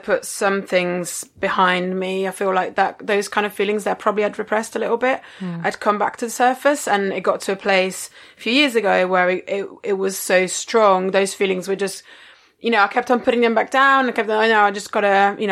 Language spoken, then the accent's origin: English; Rome, Lazio, Italy; growing up in Rome in the 90s